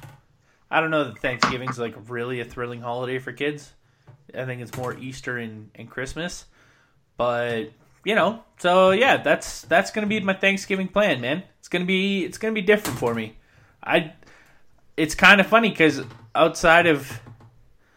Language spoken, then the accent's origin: English; Williams Lake, British Columbia, Canada; now in Drumheller, Canada; growing up in Williams Lake, Vancouver was 6.5 hours away.